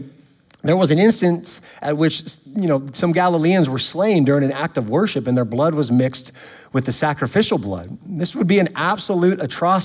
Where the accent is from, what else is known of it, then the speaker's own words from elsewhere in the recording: California, United States; now in Louisiana, United States; I'm from California